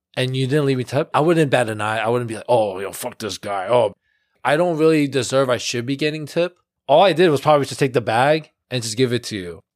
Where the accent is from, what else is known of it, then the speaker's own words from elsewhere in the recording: New York City, New York, United States; We're born and raised in Flushing, for most part of our life